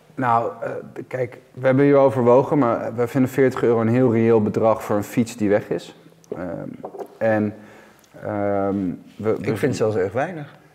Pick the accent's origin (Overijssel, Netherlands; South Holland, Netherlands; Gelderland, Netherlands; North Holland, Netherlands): North Holland, Netherlands; Amsterdam; ik kom hier zelf ook uit Amsterdam